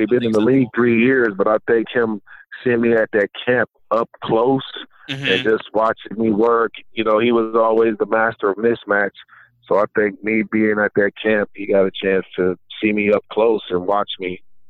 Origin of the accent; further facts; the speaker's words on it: Ohio, United States; You know, I'm from Ohio, so it was always cold.